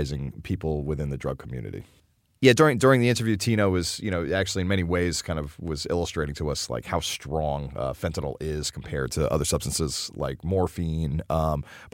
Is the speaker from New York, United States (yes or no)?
yes; New York City, New York, United States; as a New Yorker, you know, as someone who grew up in New York